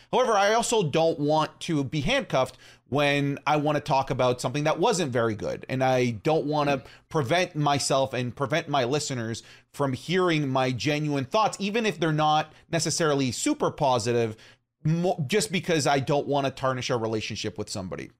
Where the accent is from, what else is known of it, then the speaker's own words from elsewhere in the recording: St. Thomas, Ontario, Canada; in my hometown of St. Thomas, Ontario